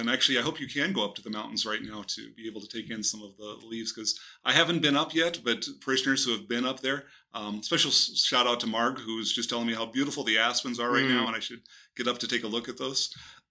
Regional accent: Southern Arizona, United States; now in Colorado, United States; But remember, I come from Southern Arizona.

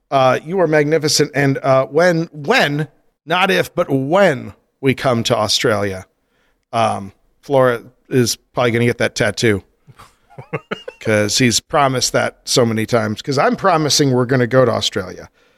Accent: Colorado, United States; moved away; I grew up in Colorado.

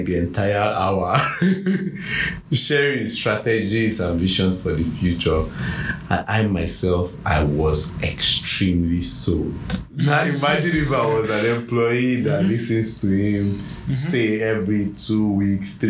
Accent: Nigeria; Me as a Nigerian

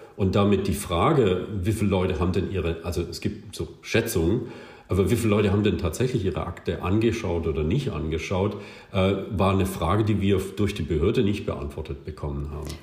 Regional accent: West Germany, Germany; ich komme aus Westdeutschland, als Westdeutsche

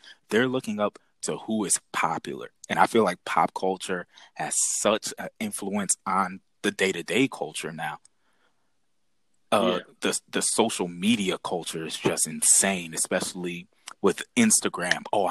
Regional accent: Bridgeport, Connecticut, United States; also born or lived in Fairfield, Connecticut; going from Fairfield to Bridgeport, from Catholic school to public school

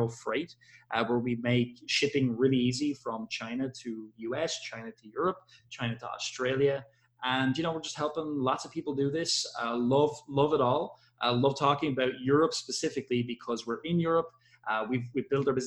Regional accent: Ireland; I am from Ireland

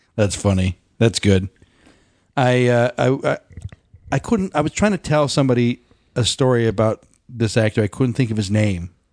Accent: Colorado, United States; we grew up in Colorado

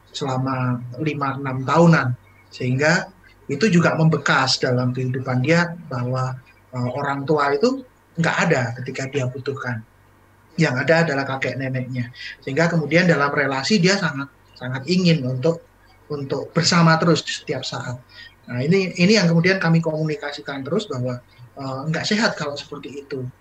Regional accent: Kediri, East Java, Indonesia; born there; Oh kalau mencari pekerjaan jangan di Jogja dan jangan di uh, tempat saya lahir di Kediri, jangan di Kediri.

